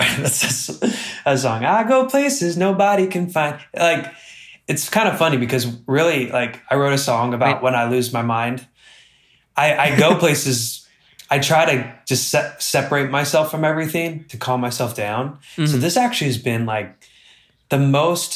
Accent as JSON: {"language": "English", "region": "Utah", "country": "United States", "tie": "born or raised there", "also_born_or_lived": "Miami, Florida", "said": "I grew up in Utah"}